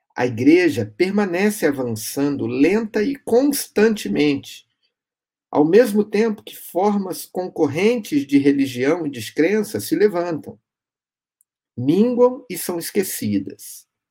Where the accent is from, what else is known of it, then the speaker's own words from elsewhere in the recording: Brazil; brasileiros como eu e você